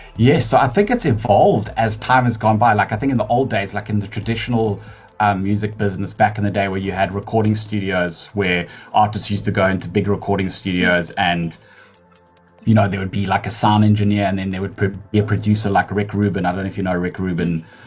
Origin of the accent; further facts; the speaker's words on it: Johannesburg, Gauteng, South Africa; moved away as an adult; I actually grew up in Joburg. I'm a Joburg born and bred um, person.